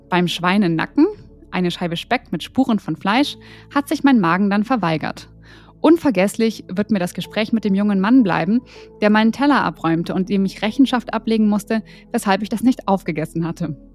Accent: Berlin, Germany; Wir sind Berliner und gehen recht häufig gut essen.

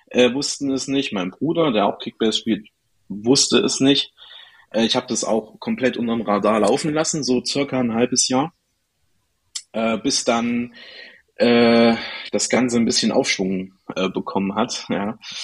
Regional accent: Erfurt, Thuringia, Germany; ich komme aus Erfurt, aus Thüringen.

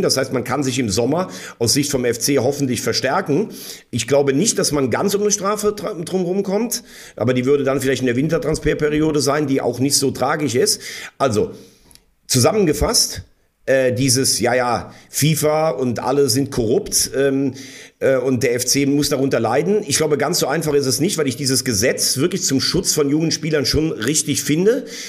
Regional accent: Bell, Rhineland-Palatinate, Germany; mein, mein Heimatort heißt Bell

